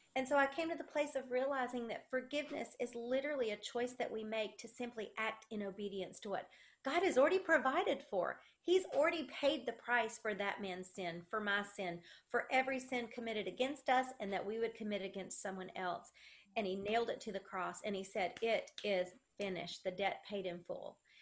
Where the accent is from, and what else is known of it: South Carolina, United States; accent: country